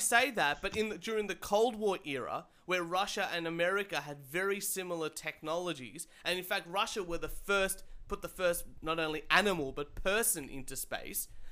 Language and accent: English; Australia; I'm I'm Australian